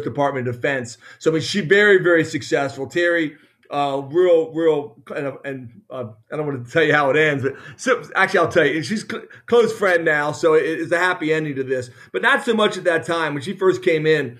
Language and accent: English; Maryland, United States; moved away as an adult; also born or lived in Indiana / Michigan; born and raised in Maryland